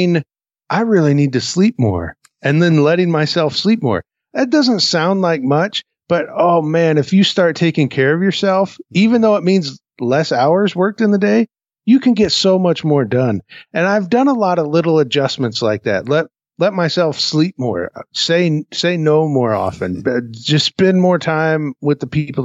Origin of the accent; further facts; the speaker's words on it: Peoria, Illinois, United States; moved away; my hometown of Peoria, Illinois